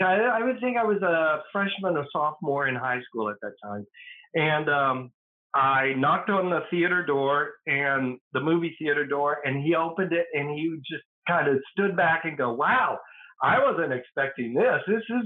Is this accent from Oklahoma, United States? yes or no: yes; Atoka, Oklahoma, United States; moved away as an adult; also born or lived in Durant, Oklahoma; I was born in Durant, Oklahoma, but I was raised in Atoka, Oklahoma, on a farm.